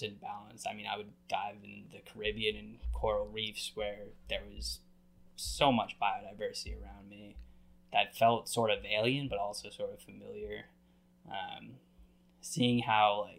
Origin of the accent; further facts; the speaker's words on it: New England, United States; I grew up in New England